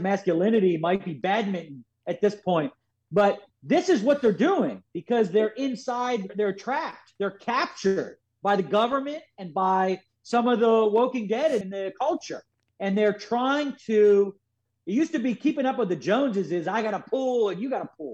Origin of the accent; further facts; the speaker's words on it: Philadelphia, Pennsylvania, United States; I'm from Northeast Philadelphia. I grew up in a potpourri of everything